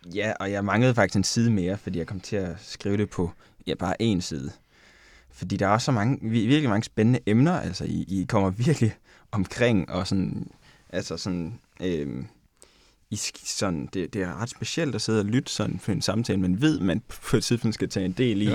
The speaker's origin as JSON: {"language": "Danish", "country": "Japan", "moved": "yes", "lives_now": "Denmark", "said": "jeg er fra Japan"}